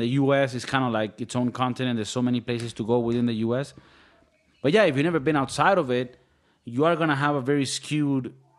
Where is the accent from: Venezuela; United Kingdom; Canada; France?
Venezuela; I'm from Venezuela.